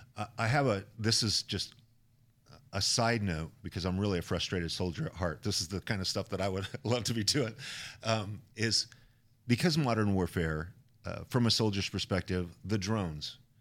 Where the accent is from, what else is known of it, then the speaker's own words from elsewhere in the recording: Idaho, United States; I come from Idaho